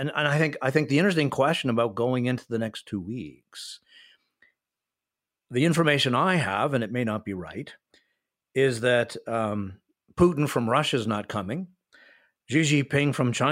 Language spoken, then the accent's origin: English; Canada; also born or lived in United States; spent half of my life in the United States and half of my life living in Canada. I'm a North American as a Canadian